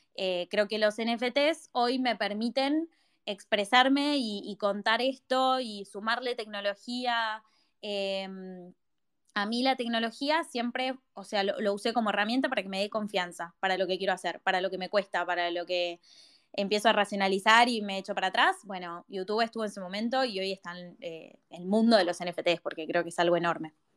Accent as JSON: {"language": "Spanish", "region": "Buenos Aires", "country": "Argentina", "said": "yo soy de Buenos Aires"}